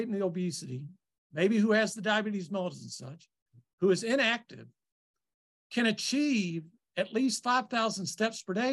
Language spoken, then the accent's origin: English; Kentucky, United States; I'm from Kentucky